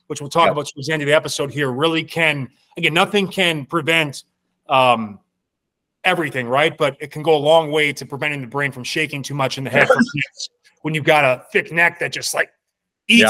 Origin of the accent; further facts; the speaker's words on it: Milwaukee, Wisconsin, United States; I'm from Milwaukee